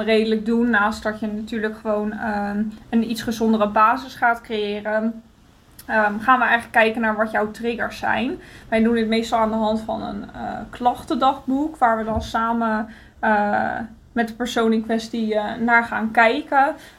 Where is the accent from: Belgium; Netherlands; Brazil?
Netherlands; now in Greece; wij mogen als Nederlanders